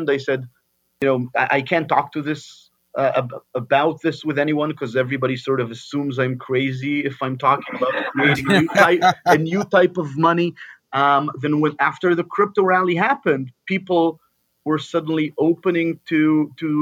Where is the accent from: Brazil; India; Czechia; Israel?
Israel; moved away as an adult; now in United States; I come from Israel, born and raised in Israel